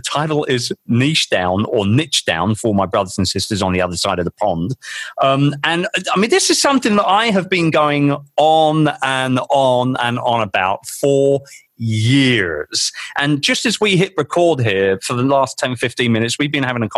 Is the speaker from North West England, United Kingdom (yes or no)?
no; London, United Kingdom; my hometown of London